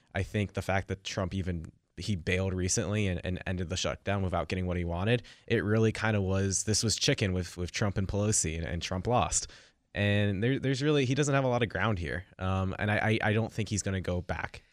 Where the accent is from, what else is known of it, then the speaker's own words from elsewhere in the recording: Silicon Valley, California, United States; I grew up in Silicon Valley